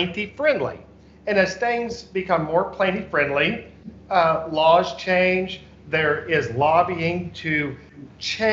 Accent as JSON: {"language": "English", "town": "Enid", "region": "Oklahoma", "country": "United States", "tie": "born or raised there", "moved": "as an adult", "lives_now": "Oklahoma City, United States", "said": "I was born and raised in Enid, Oklahoma"}